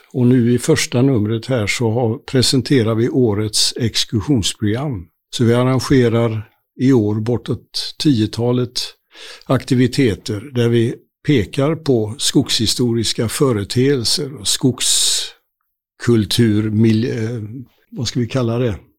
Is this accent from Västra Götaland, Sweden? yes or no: yes; Gothenburg, Västra Götaland, Sweden; Jag är eh, född och uppvuxen i Göteborgs, Göteborg med omnejd